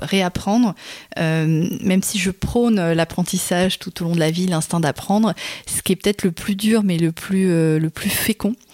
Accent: Berry, Centre-Val de Loire, France; moved away; j'ai grandi dans le Berry

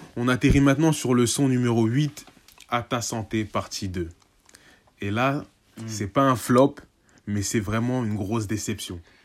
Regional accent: Senegal; en tant que Sénégalais

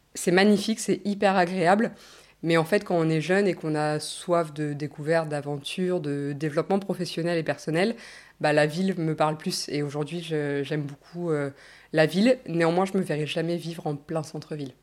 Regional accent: Normandy, France; moved away as an adult; also born or lived in Australia; je suis née en Normandie, j'ai grandi en Normandie pendant 20 ans

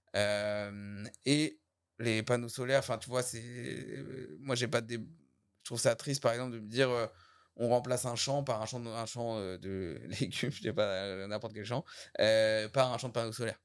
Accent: Saint-Contest, Normandy, France; je suis de Saint-Comté

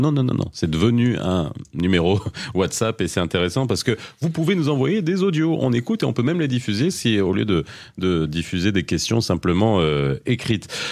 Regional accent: Casablanca, Casablanca-Settat, Morocco; moi je viens de Casa

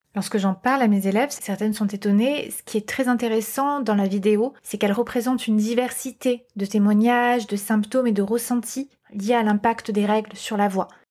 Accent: Corsica, France; J'ai grandi en Corse

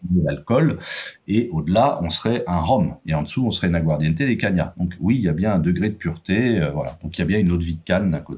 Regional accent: France; s'exporte très bien chez nous en France ou ailleurs en Europe

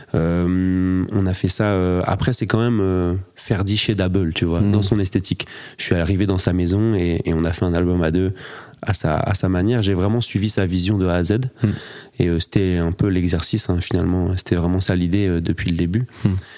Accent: north of France, France; je suis saxophoniste originaire du nord de la France

